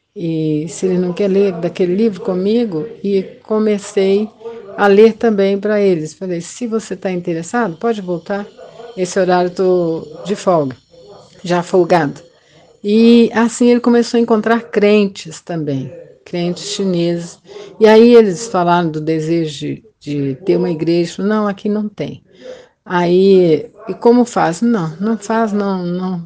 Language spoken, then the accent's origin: Portuguese; Belo Horizonte, Minas Gerais, Brazil; Nasci em Belo Horizonte em 1951